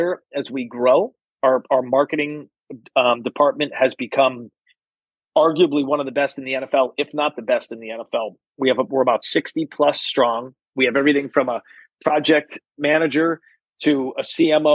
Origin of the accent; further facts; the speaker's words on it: East Coast, United States; now in Kansas City, United States; I'm from the East Coast.